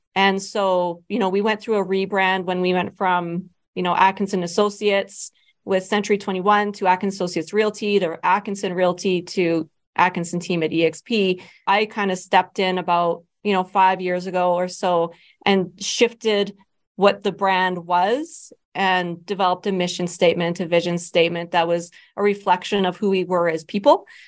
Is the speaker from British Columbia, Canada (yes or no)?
no; Medicine Hat, Alberta, Canada; also born or lived in Lethbridge, Alberta; I'm originally from Medicine Hat. That's where my family is.